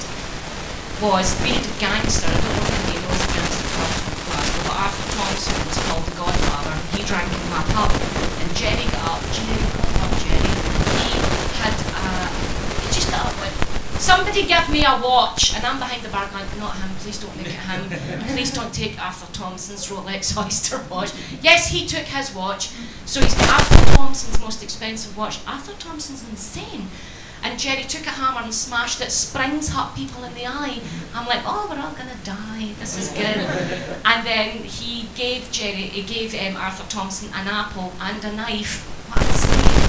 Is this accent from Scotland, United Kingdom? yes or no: yes; Glasgow, Scotland, United Kingdom; I come from the East End of Glasgow